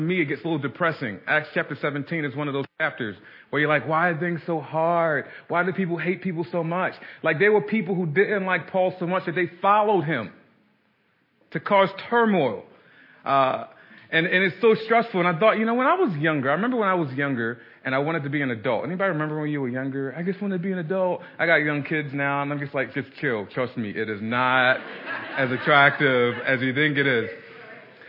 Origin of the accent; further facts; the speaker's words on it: Baltimore, Maryland, United States; I grew up in Baltimore City, South Baltimore.